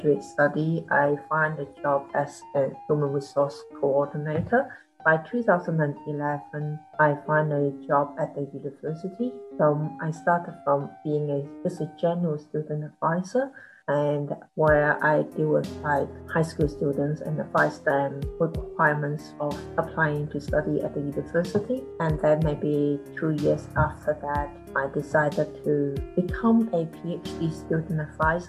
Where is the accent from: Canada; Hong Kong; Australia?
Hong Kong; now in New Zealand; I was born in Hong Kong.